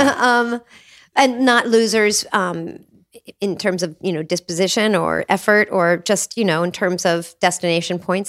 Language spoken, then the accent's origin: English; Cincinnati, Ohio, United States; moved away; also born or lived in Appalachia; I grew up in Cincinnati, Ohio in the seventies